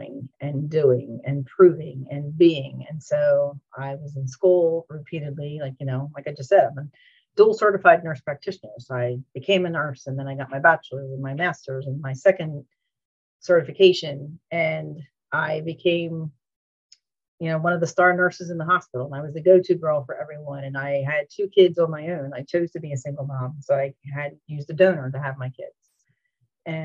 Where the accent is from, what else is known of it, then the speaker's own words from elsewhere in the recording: New Jersey, United States; moved away as an adult; now in Orlando, United States; I'm originally from New Jersey, relocated in 2008